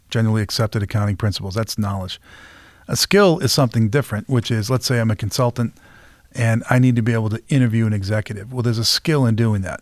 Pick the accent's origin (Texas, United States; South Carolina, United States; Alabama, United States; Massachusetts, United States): Massachusetts, United States; Peabody; I grew up in Peabody, Massachusetts